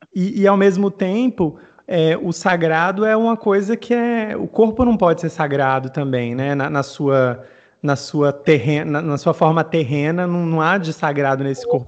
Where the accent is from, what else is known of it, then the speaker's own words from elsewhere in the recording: Mossoró, Rio Grande do Norte, Brazil; Eu sou nordestino, eu sou de Mossoró, no Rio Grande do Norte